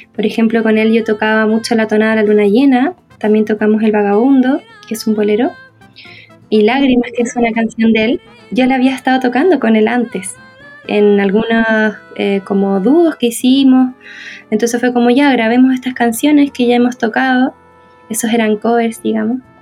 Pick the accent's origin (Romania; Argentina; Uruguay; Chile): Chile; yo soy chilena